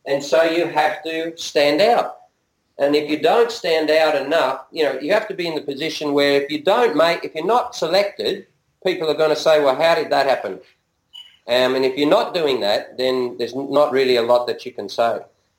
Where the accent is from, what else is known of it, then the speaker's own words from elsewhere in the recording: Singapore; I'm Singaporean, and I was there, and we used to go there.